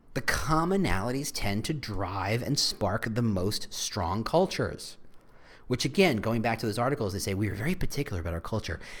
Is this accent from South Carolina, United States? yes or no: no; New Jersey, United States; I was raised in New Jersey